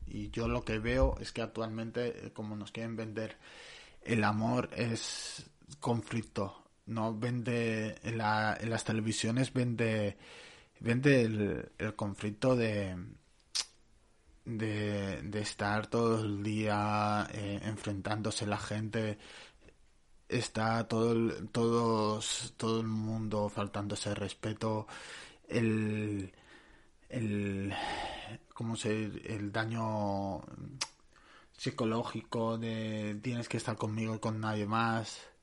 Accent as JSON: {"language": "Spanish", "town": "Barcelona", "region": "Catalonia", "country": "Spain", "said": "Yo soy de Barcelona."}